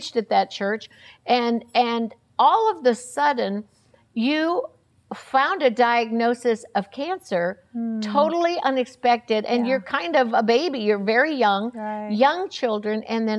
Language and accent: English; Florida, United States; I came from Florida, and their whole family were known as a large church preacher family